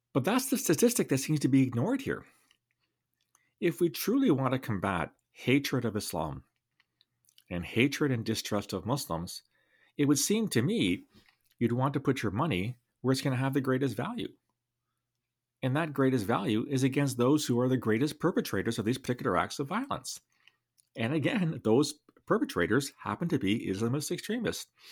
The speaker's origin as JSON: {"language": "English", "area": "London", "region": "Ontario", "country": "Canada", "tie": "born or raised there", "said": "my hometown, Alvada, Ontario"}